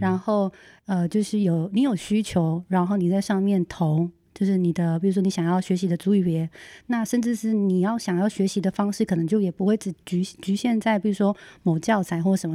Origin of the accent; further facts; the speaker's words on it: Hualien-Taitung, eastern Taiwan, Taiwan; 呃，我是花东的布农族